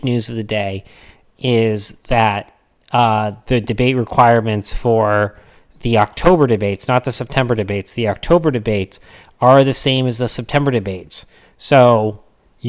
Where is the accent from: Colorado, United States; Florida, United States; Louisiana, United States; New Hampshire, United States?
New Hampshire, United States; growing up in New Hampshire